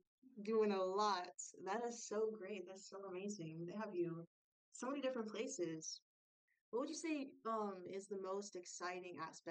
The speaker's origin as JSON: {"language": "English", "town": "San Diego", "region": "California", "country": "United States", "said": "Well, from San Diego, it's close enough"}